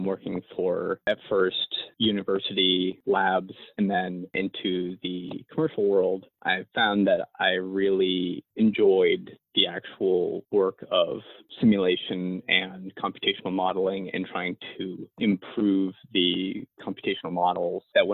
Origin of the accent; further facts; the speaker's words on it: Maine, United States; growing up in Maine